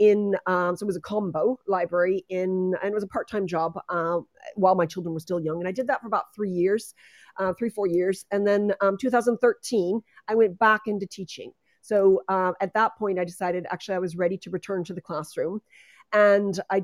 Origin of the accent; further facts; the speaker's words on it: United States; moved away as an adult; also born or lived in Netherlands / Stockholm / Dublin; as you can hear from my accent, I come from the United States originally